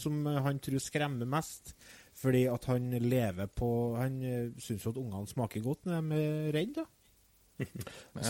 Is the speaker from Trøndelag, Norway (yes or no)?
yes; Trøndelag, Norway; Vi er jo fra Nord-Trøndelag